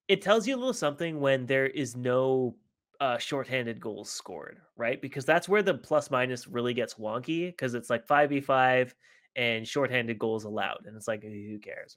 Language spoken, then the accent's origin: English; Vancouver, British Columbia, Canada; we're from Vancouver